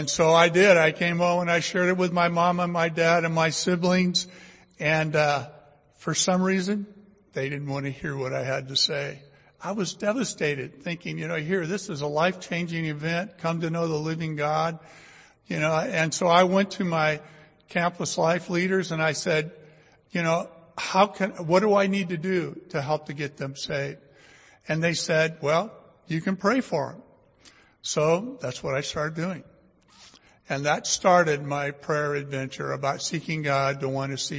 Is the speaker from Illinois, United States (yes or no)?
no; Fresno, California, United States; I was born and raised here in Fresno, went to Bullard High School, graduated from Fresno State